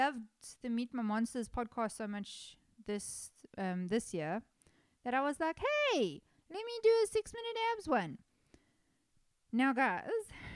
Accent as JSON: {"language": "English", "country": "South Africa", "said": "I'm a South African person"}